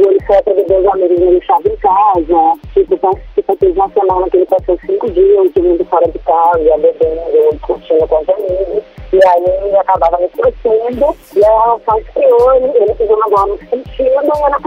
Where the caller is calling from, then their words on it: Aracaju, Sergipe, Brazil; Eu sou de Aracaju.